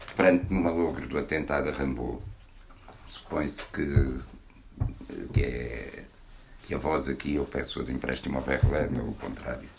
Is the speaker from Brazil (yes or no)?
no; Porto, Norte, Portugal; moved away; also born or lived in Arles / Abrantes; a minha terra natal, embora a natal verdadeira seja o Porto